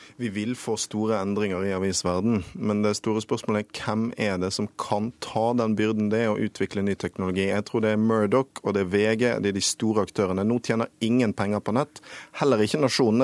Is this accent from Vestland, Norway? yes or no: yes; Bergen, Vestland, Norway; min hjemby Bergen